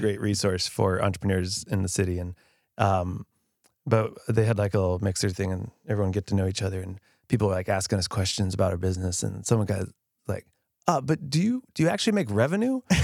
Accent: Grapevine, Texas, United States; I grew up in Grapevine

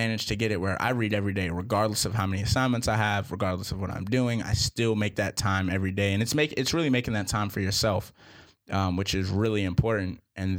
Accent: Boston, Massachusetts, United States; I'm from Boston. Huge Patriots fan.

